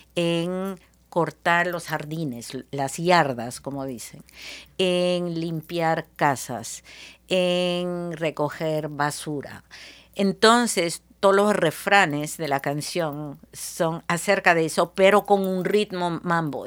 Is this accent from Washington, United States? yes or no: yes; Seattle, Washington, United States; also born or lived in Peru / Lima, Peru; peruana de nacimiento, criada en Seattle, y pasé una década de vuelta en mi país